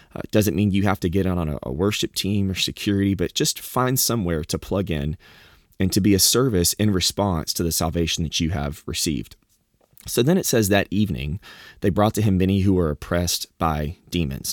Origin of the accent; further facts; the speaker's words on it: Southeast Texas, United States; moved away; also born or lived in Arkansas; I've lived growing up in the South and, you know, in, in Texas